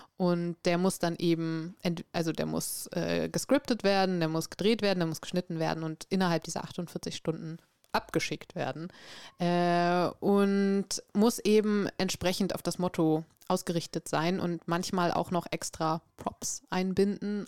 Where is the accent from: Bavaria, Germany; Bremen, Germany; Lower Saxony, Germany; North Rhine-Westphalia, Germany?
Bremen, Germany; also born or lived in Norway; tatsächlich komme ich aus Bremen